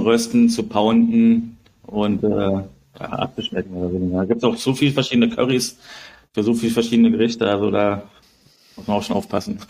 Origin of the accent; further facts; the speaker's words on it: Berlin, Germany; now in Bangkok, Thailand; wir kommen aus Berlin